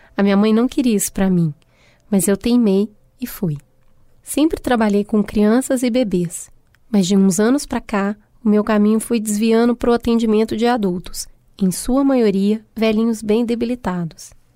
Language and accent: Portuguese; Minas Gerais, Brazil; accent: mineiro; misturar inglês com sotaque mineiro